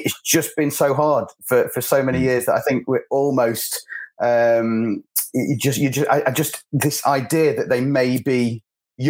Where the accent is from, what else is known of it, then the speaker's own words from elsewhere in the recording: England, United Kingdom; as an England fan, as an Englishman